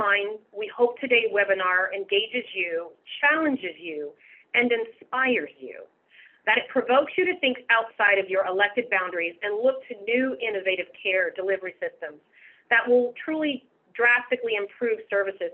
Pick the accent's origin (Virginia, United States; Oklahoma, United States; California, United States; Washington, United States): Washington, United States; Seattle; I was born and raised here in Seattle, so I am a native.